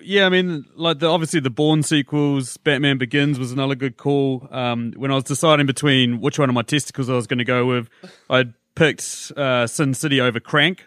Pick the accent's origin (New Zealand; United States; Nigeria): New Zealand; as you can gather by my accent, as we've discussed, I'm from New Zealand